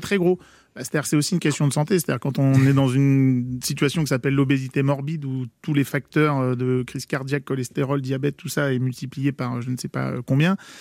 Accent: Paris region, Île-de-France, France; also born or lived in Versailles; moi je suis né à Versailles, j'ai grandi en région parisienne

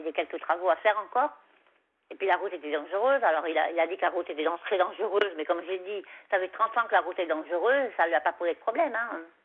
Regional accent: Savoie, Auvergne-Rhône-Alpes, France; moved away; chez moi en Savoie, parce que moi en Savoie, quand, quand j'habite en Savoie, j'avais un petit chemin comme ça, puis il y, avait mon chalet, quoi. Enfin, le chalet de mes parents

